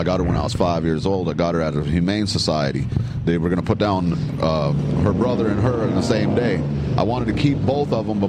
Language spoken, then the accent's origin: English; North Carolina, United States; I'm from here, and I'm from North Carolina, so I moved from here to North Carolina and back.